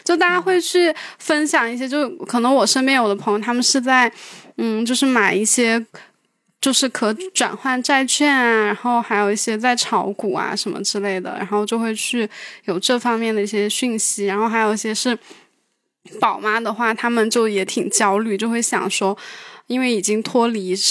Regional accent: Sichuan, China; moved away as an adult; also born or lived in Guangdong; now in Shenzhen, China; 我是四川的，

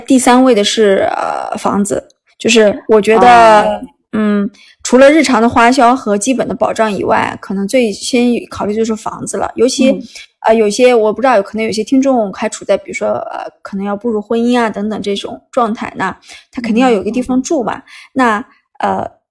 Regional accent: northern China, China; 因为我从啊北方城市来到南方城市，我是非常喜欢这个，呃，就是浙江这个省份的嘛。

